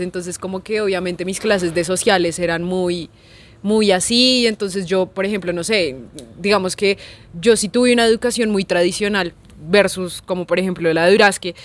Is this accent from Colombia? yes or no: yes; Bogotá, Colombia; yo crecí en Ciudad Bolívar